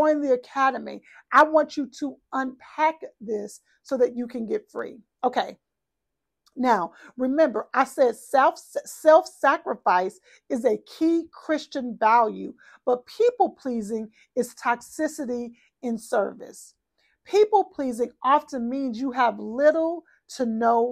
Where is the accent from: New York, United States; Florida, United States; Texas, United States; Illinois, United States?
Texas, United States; I'm from Texas